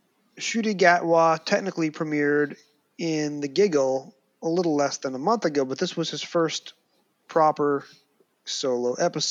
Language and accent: English; United States; as an American fan who watches very little UK television.